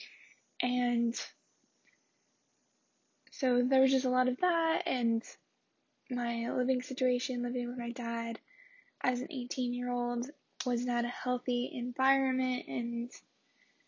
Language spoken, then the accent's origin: English; Chino Hills, California, United States; moved away as an adult; also born or lived in Wisconsin; now in Madison, United States; I lived in California, in Chino Hills, with my family. My dad and my two sisters.